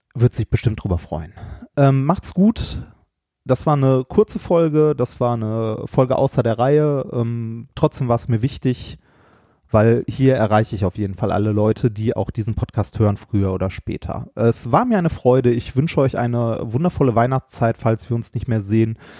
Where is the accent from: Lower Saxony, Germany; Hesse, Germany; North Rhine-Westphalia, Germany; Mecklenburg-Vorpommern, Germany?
North Rhine-Westphalia, Germany; Ruhr area; wir kommen beide halt aus dem Pott mit einer sehr rauen Sprache und in unserer Jugend hat man behindert zum Beispiel als Schimpfwort benutzt